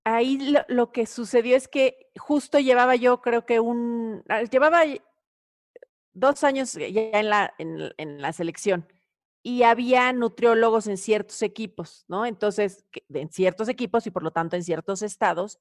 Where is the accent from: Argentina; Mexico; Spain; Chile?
Mexico; amo mi país, porque creo muchísimo en, México